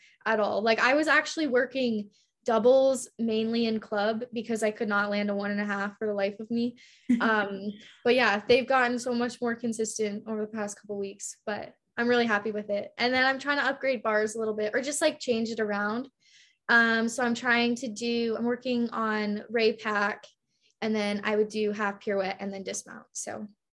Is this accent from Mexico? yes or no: no; Canada; moved away as an adult; I'm from Canada